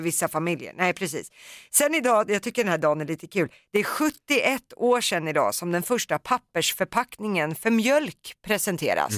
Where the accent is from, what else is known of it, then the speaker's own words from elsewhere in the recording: Södertälje, Stockholm County, Sweden; det är mina hemtrakter